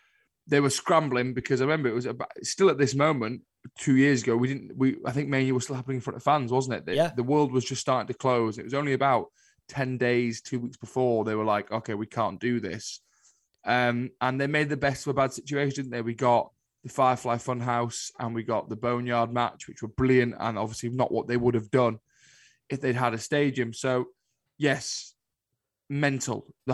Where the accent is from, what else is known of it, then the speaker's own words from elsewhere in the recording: Liverpool, North West England, United Kingdom; Yeah, well, I'm from Liverpool, aren't I? So you're born and straight away the … are just thrust upon you.